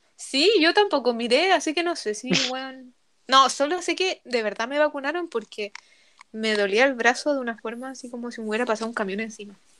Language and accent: Spanish; Rancagua, O'Higgins, Chile; Yo soy de Rancagua